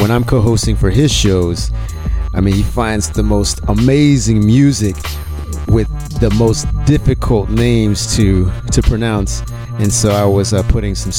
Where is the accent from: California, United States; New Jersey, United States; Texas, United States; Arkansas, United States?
Texas, United States; we hail from Texas